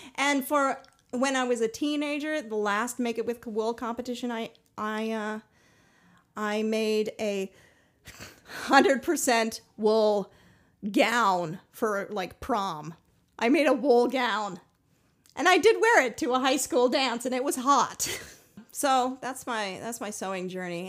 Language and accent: English; Boulder, Colorado, United States; I grew up in Boulder, Colorado